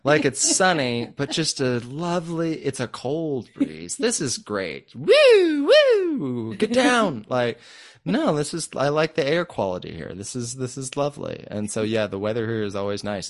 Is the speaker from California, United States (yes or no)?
yes; Vallejo, California, United States; moved away as an adult; also born or lived in Los Angeles / Vacaville / Sacramento / Las Vegas; I was born and raised in Vallejo